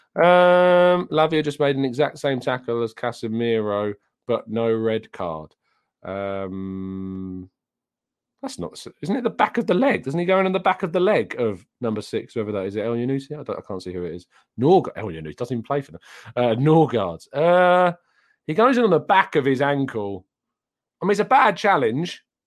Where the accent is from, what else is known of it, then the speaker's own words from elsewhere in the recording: England, United Kingdom; I am English